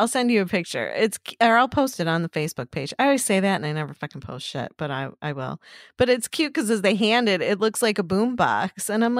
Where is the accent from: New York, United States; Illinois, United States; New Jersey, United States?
Illinois, United States; Chicago; I'm from Chicago.